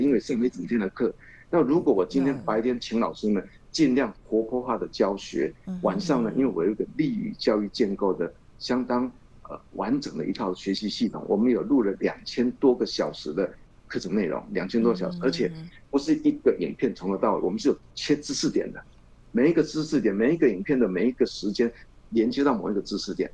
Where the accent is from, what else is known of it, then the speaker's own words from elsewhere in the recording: Chiayi, Chiayi City, Taiwan; 我们新华中学，除了可以造福我的故乡嘉义的这个学子